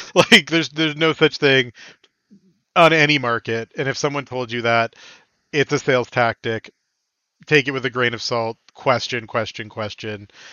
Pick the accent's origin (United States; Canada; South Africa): Canada